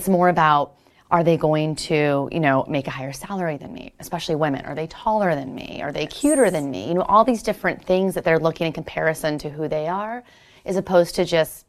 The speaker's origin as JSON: {"language": "English", "region": "Montana", "country": "United States", "lives_now": "San Francisco, United States"}